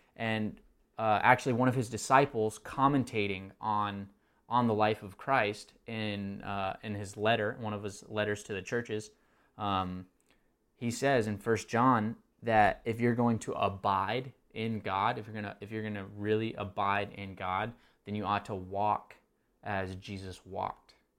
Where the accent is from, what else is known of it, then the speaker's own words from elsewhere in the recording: Texas, United States; now in Marietta, United States; I wasn't born um, in Texas, but grew up in Texas